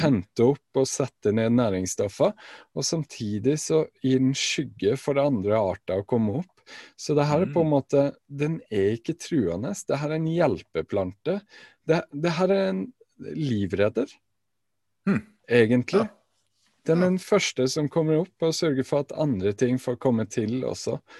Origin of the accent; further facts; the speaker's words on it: Alta, Finnmark, Norway; hjemme i Alta